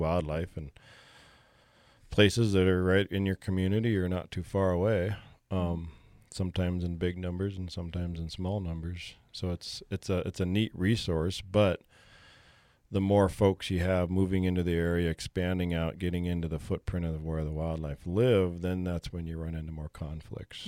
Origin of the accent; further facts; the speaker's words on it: Bozeman, Montana, United States; Born and raised in Bozeman